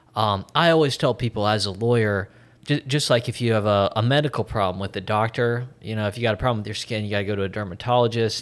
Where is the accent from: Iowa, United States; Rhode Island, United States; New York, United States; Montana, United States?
Iowa, United States; State of Iowa. I'm from Iowa, not the biggest state